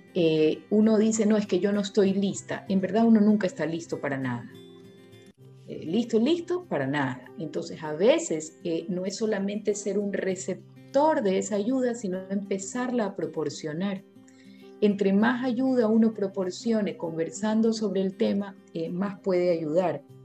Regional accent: Ecuador; also born or lived in Guayaquil; en mi país

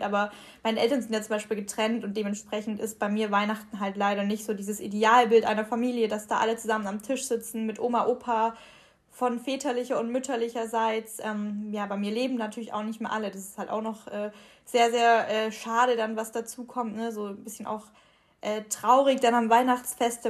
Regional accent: Ulm, Baden-Württemberg, Germany; now in Cologne, Germany; bei uns in Ulm

